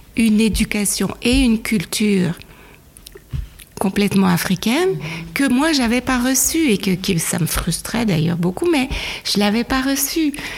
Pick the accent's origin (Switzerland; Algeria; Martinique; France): Switzerland; mon père était suisse et ma mère euh, nigériane. Et je suis née en Suisse